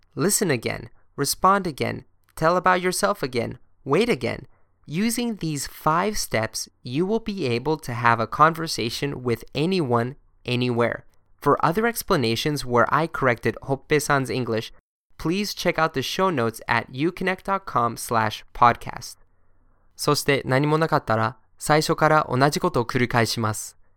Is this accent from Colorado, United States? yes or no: no; Boston, Massachusetts, United States; moved away; also born or lived in Germany; I'm born in Germany, but I'm from Boston